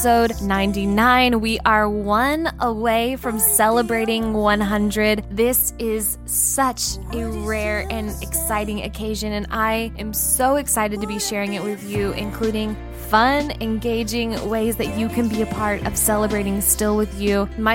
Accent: Midwest, United States; moved away; I'm from the Midwest.

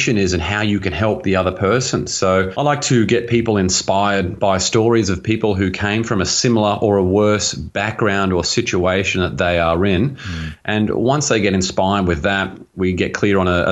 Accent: Australia; now in Los Angeles, United States; where I grew up in Australia, and it's an absolutely beautiful place. It was only when I moved to America

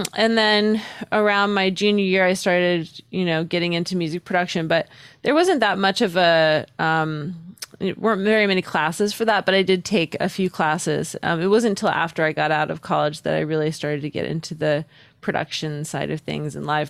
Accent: Newport, Rhode Island, United States; I was living in the smallest state. Newport, Rhode Island is a very small little town. It's very quaint.

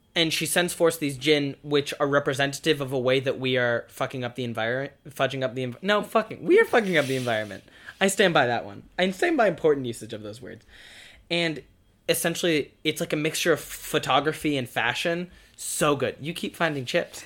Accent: United States; We as the American people

